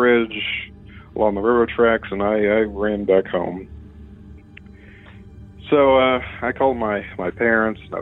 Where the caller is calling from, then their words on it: Mitchell, Indiana, United States; I'm calling you from Mitchell, Indiana